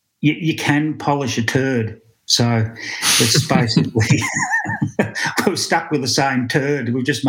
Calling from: Victoria, Australia; From the farm. I'm in the office at the farm, looking out the window, central Victoria.

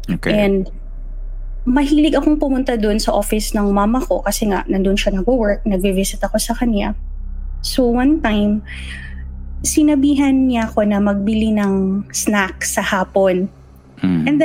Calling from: Dubai, United Arab Emirates

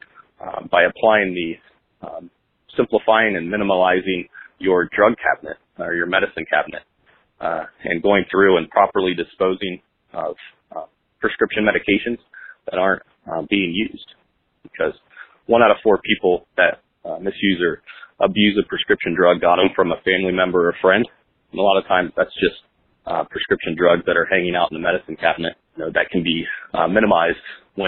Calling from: Columbus, Ohio, United States; I'm calling from Columbus, Ohio.

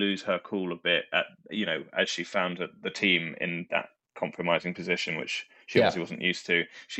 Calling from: London, United Kingdom; I'm joining you from the same room from which I've joined you the last however many times in Stockwell in London

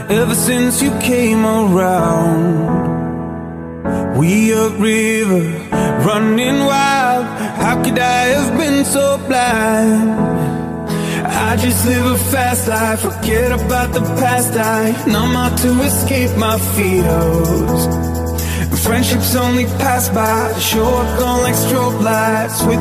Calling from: Pachuca, Hidalgo, Mexico; soy de Pachuca

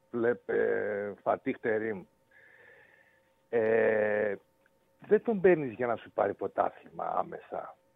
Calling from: Kalamaria, Central Macedonia, Greece; Είμαι από εδώ από τον Ναύαρχο Βότση, από την Καλαμαριά.

